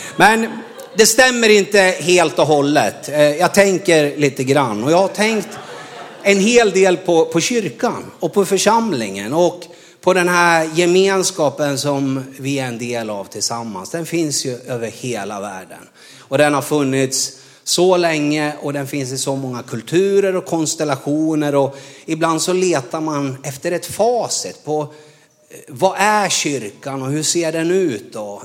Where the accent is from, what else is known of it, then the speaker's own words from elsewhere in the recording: Norrland, Sweden; moved away as an adult; Jag är ju från Norrland